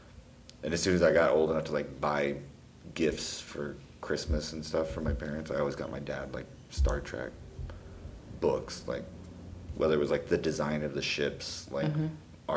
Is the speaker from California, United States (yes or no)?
no; Connecticut, United States; born there; also born or lived in Texas; No, I was born on a nuclear submarine base in Connecticut.